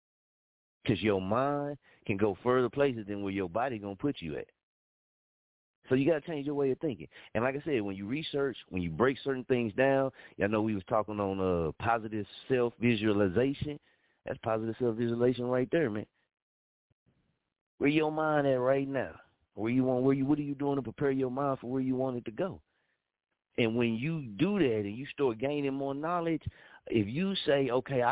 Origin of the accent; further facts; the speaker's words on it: Muskogee, Oklahoma, United States; moved away as an adult; I had to leave Muskogee, Oklahoma to change my life and to change my mindset. Coming up in Muskogee, Oklahoma did not prepare me